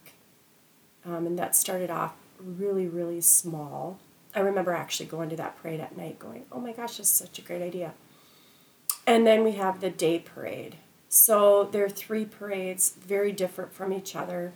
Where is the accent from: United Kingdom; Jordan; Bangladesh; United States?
United States; Anoka, Minnesota; born or raised there